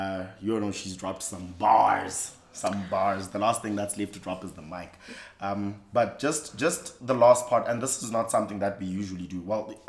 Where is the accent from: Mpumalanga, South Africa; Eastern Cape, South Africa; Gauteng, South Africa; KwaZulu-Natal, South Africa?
Eastern Cape, South Africa; I'm also from the Eastern Cape